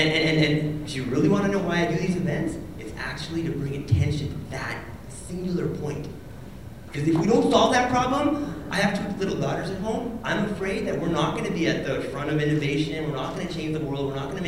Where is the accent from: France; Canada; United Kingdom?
Canada; like I said, I'm Canadian.